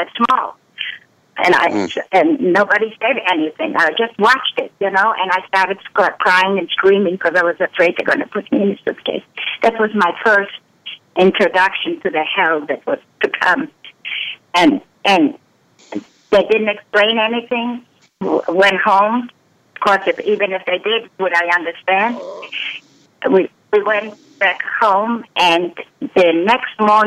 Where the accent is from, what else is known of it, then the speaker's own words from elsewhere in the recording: Poland; I was born in Poland in 1937